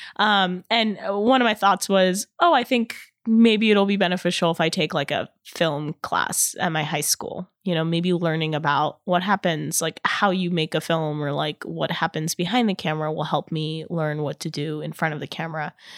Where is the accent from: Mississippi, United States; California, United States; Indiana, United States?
California, United States; Irvine; my hometown, in Irvine